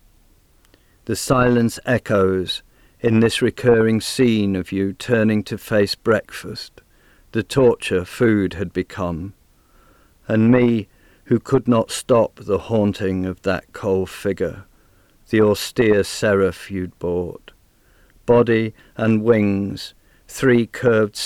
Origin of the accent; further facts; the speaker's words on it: near Manchester, North West England, United Kingdom; moved away as an adult; now in Canberra, Australia; though I was born near Manchester in England, I've lived in Australia for over 30 years, and for most of that time I've lived in Canberra